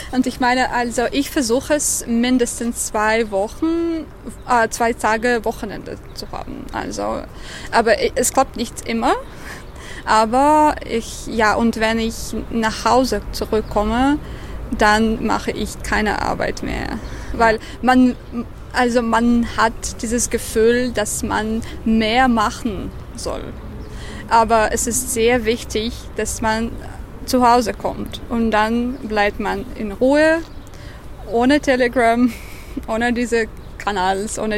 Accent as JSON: {"language": "German", "country": "Russia", "said": "ich hatte so ein großes Schamgefühl, glaube ich, weil äh, ich aus Russland komme und auch als Russin"}